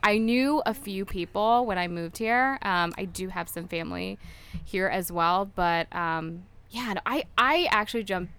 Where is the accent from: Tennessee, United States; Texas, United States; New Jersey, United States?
Texas, United States; Dallas; moved away as an adult; also born or lived in New York; now in Chicago, United States; I was born in New York. Okay. And then my family and I moved to Dallas when I was like a toddler. And okay. Then I just moved to Chicago like 6 months ago.